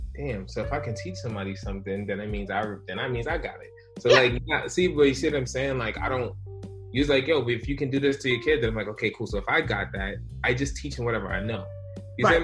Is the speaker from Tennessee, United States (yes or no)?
no; New York City, New York, United States; I was born in the Bronx, New York